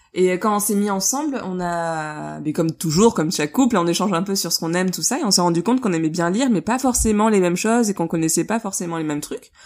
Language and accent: French; Bordeaux, Nouvelle-Aquitaine, France; tous les deux, on est de Bordeaux